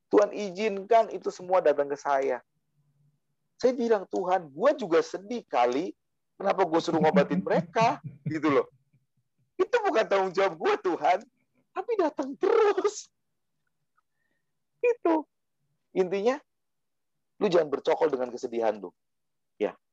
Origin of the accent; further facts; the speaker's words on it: Java, Indonesia; saya asli Jawa soalnya.